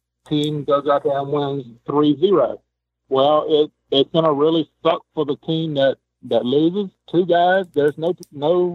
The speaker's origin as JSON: {"language": "English", "region": "Louisiana", "country": "United States", "said": "I'm from Louisiana."}